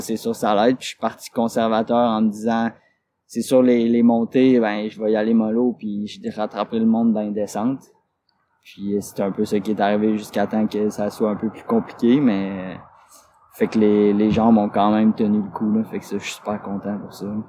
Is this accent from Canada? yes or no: yes; Quebec, Canada; je suis québécois